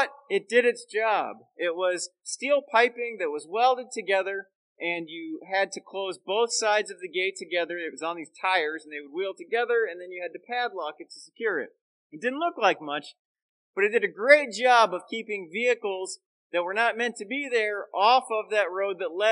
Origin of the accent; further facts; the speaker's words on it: Central Florida, United States; moved away as an adult; now in Chicagoland, United States; growing up in the South and Southwest and Central Florida